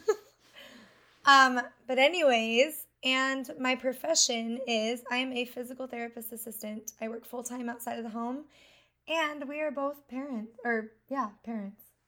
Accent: Twin Falls, Idaho, United States; also born or lived in Montana; I was born in Hoover, Montana, but I was raised mostly in Twin Falls, Idaho

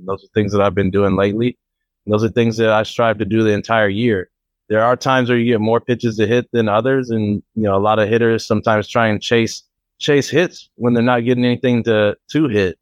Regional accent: Oakland, California, United States; my hometown in Oakland, old stomping grounds.

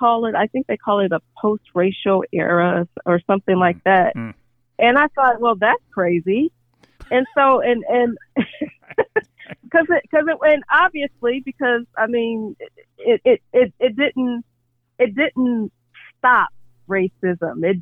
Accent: Arkansas, United States; I was raised in Arkansas

